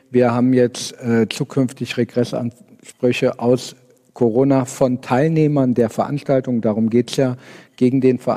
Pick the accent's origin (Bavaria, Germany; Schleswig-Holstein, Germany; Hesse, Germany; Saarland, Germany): Hesse, Germany; Kassel; born there; also born or lived in Hamburg / Frankfurt; ich bin äh, gebürtiger Kasselläner, ja. Ähm, 46 Jahre, wohne mit ein paar Unterbrechungen auch in dieser Stadt, äh, habe mal in Hamburg, mal in Frankfurt gewohnt